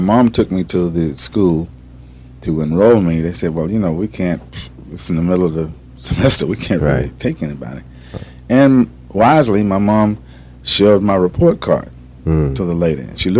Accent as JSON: {"language": "English", "town": "Detroit", "region": "Michigan", "country": "United States", "tie": "born or raised there", "moved": "yes", "lives_now": "California, United States", "said": "growing up in Detroit."}